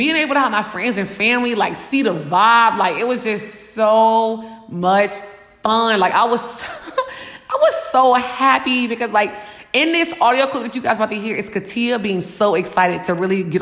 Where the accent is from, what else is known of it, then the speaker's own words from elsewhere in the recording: Richmond, Virginia, United States; now in Atlanta, United States; I'm from Richmond